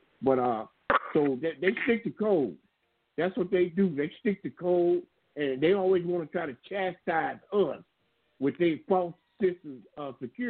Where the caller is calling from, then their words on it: outside Atlanta, Georgia, United States; I'm calling from right outside of Atlanta. Yeah, it's Atlanta.